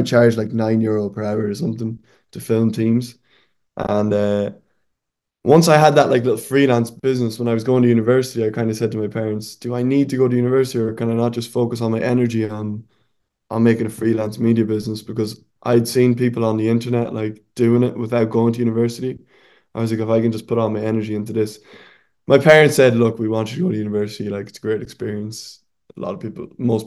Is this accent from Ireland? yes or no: yes; Sligo, Connacht, Ireland; moved away as an adult; now in Spain; in Ireland, where I'm from, so I'm from Sligo in the west of Ireland.